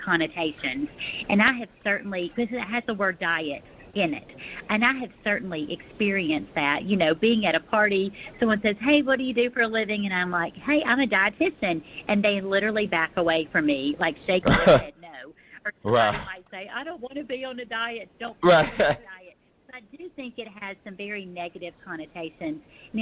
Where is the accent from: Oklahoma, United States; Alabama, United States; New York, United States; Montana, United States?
Alabama, United States; now in Texas, United States; I am originally from Alabama. My family and I, we live north of Dallas in the great state of Texas